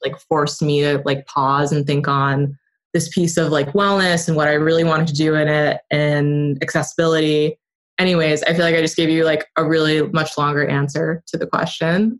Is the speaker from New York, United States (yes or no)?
yes; upstate New York, United States; I grew up in upstate New York